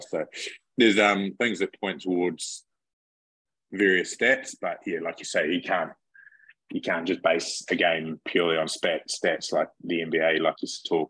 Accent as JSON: {"language": "English", "town": "Cambridge", "region": "Waikato", "country": "New Zealand", "tie": "born or raised there", "also_born_or_lived": "Te Awamutu, New Zealand", "moved": "as an adult", "lives_now": "United States", "said": "I grew up in Cambridge, which is 20 minutes away."}